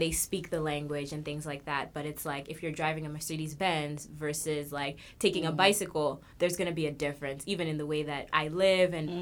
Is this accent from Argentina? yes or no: no; Kenya; I'm from Kenya.